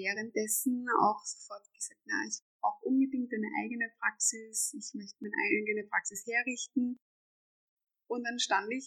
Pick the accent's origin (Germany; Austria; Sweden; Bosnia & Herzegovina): Austria; Vienna; ich komme aus Österreich, aus Wien, aus dem Westen von Wien, ähm, bin 30 Jahre alt und lebe hier mit meinem Freund